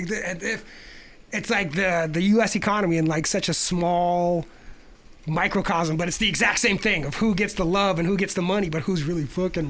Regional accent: Chile; I'm from Chile.

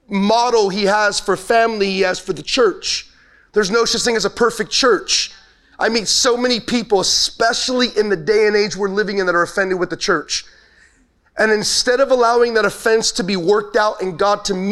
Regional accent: Los Angeles, California, United States; I'm originally from Los Angeles, so I'm not a born and raised Texan

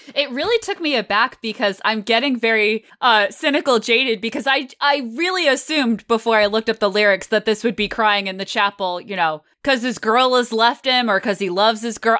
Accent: Connecticut, United States; I was able to grow up in Connecticut in the nineties and hear Wolfman Jack

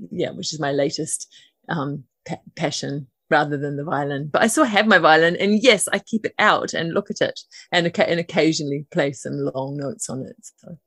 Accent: Auckland, New Zealand; now in Waiheke Island, New Zealand; I live at the moment on Waiheke Island. I grew up in Auckland City.

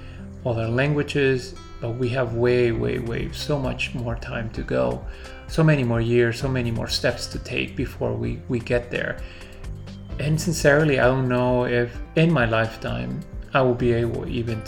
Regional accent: United States; first language Spanish; English is a second language; also born or lived in Peru; very heavy influence of the American culture, because that's where, this is where I grew up, and this is where I've lived most of my life.

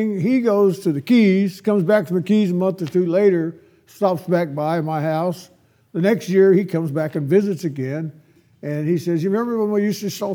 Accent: Dinuba, California, United States; moved away as an adult; now in Texas, United States; I grew up in the San Joaquin Valley

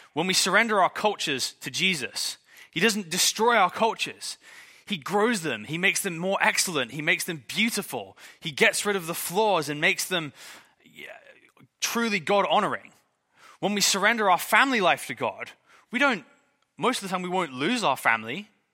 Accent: England, United Kingdom; I'm English

